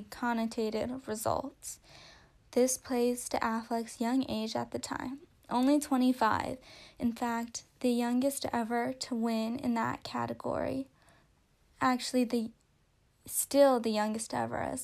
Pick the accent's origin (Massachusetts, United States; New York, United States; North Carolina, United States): Massachusetts, United States; I was born in Massachusetts